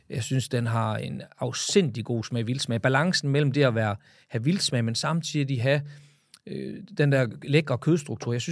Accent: Jutland, Denmark; jeg er jo fra Jylland, så vi skal lige have masseret prisen på plads.

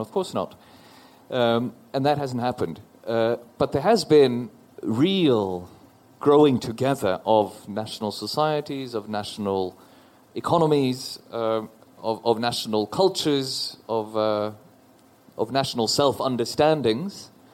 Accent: Oslo, Norway; I'm from Norway. I'm a citizen of Norway. I grew up in Oslo.

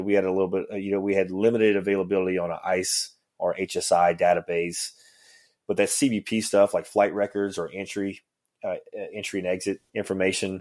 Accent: Ville Platte, Louisiana, United States; moved away; I'm from a small town called Ville-Platte

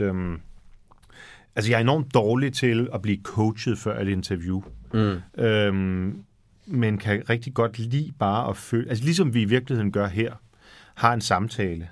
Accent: Frederikssund, Capital Region of Denmark, Denmark; jeg var også kirksanger i Frederikssund, hvor jeg voksede op

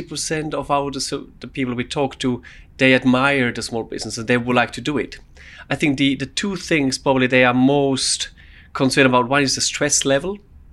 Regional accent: Switzerland; now in United Kingdom; So I grew up in Switzerland.

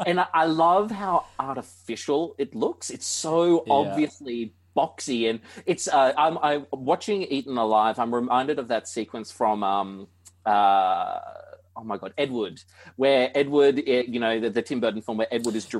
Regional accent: Hunter Valley, New South Wales, Australia; also born or lived in Canberra; I grew up in the Hunter Valley

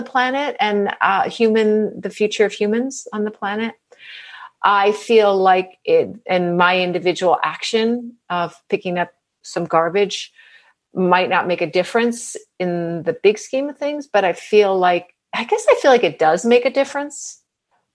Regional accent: New England, United States; also born or lived in New York City; I was born in New York City, but I spent my formative years in New England.

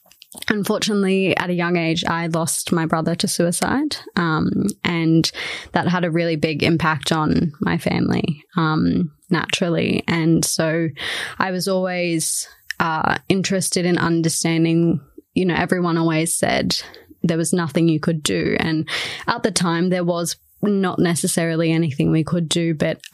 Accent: Shellharbour, New South Wales, Australia; So I moved here from Shell Harbour, which is on the east coast of Australia, about 40 minutes south of Wollongong.

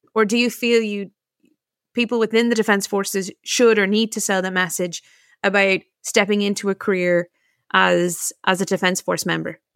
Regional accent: United States; now in Ireland; as an American born

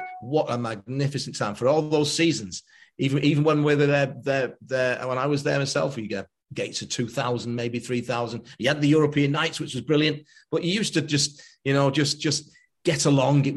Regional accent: Stockport, North West England, United Kingdom; Stockport County is my hometown.

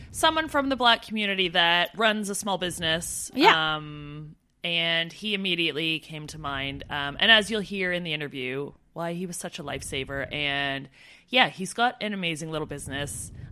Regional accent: Canada; moved away as an adult; now in United Kingdom

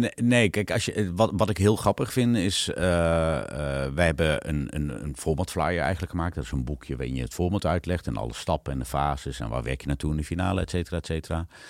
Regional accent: Netherlands; en ik zat daar dan als Hollander tussen

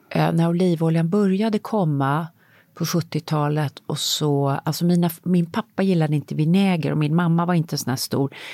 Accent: Kronoberg County, Sweden; nej, alltså jag växte upp på landet utanför Växjö.

